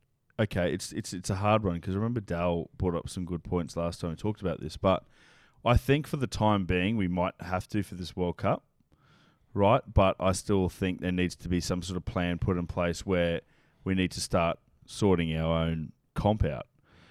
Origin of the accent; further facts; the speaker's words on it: Ireland; I copped it today when we lost to Argentina. I was like, oh. I'm Irish.